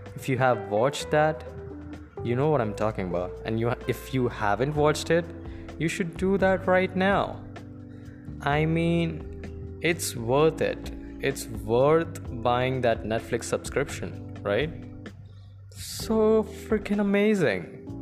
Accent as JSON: {"language": "English", "country": "India", "said": "I am an Indian"}